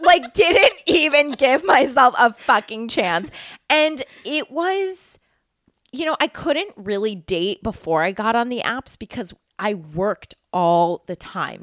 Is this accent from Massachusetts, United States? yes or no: yes; Massachusetts, United States; also born or lived in New York; I grew up in Massachusetts. I went to college in Massachusetts, and now I live in Massachusetts.